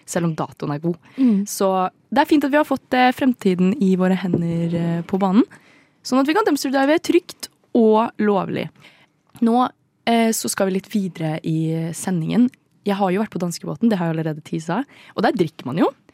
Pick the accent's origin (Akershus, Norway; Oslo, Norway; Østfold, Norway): Østfold, Norway; Indre; jeg er fra Indre Østfold.